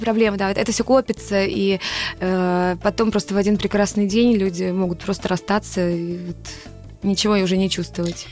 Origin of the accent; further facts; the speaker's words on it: Voronezh, Voronezh Oblast, Russia; в городе, где я родилась, в Воронеже